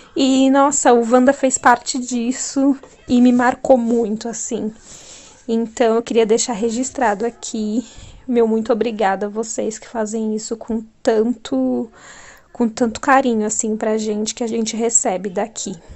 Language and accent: Portuguese; São Paulo, Brazil; sou de São Paulo